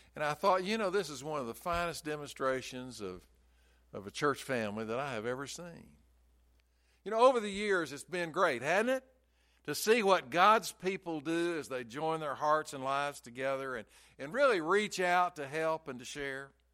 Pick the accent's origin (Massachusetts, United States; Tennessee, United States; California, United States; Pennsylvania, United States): Tennessee, United States; Chattanooga; I grew up in Chattanooga, and we could see Lookout Mountain and Signal Mountain all the time.